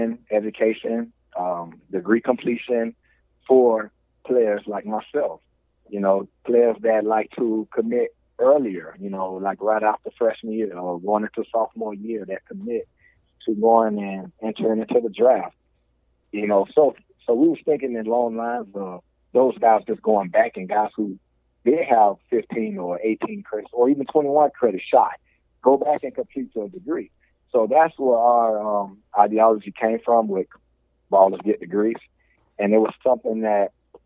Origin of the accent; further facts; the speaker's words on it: Miami, Florida, United States; that's my hometown